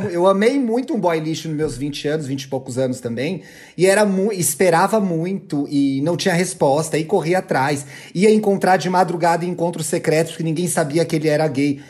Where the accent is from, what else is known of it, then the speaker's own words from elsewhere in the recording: São Paulo, Brazil; eu que sou de São Paulo